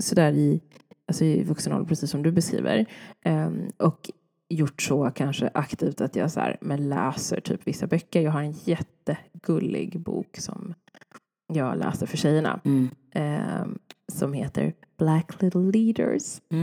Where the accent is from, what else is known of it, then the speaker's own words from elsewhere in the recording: Sweden; jag är född i Sverige